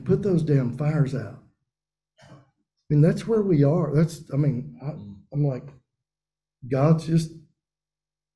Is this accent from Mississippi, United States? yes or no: yes; Macon, Mississippi, United States; I'm from Macon, Mississippi